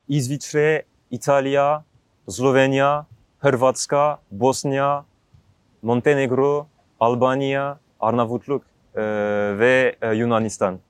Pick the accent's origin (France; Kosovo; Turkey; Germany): France; Alsace, Grand Est; Turkish is a second language; moved away as an adult; Fransa'da Alsas bölgesinde büyüdüm.